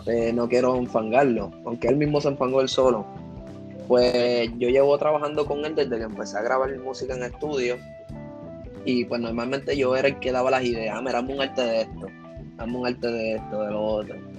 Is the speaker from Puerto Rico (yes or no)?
yes; Puerto Rico; yo soy de Puerto Rico